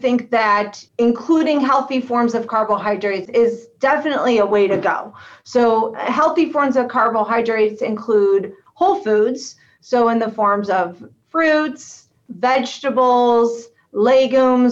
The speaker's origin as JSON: {"language": "English", "town": "Akron", "region": "Ohio", "country": "United States", "moved": "as an adult", "lives_now": "Cleveland, United States", "said": "I am from Akron, Ohio, and I went to school at the University of Akron"}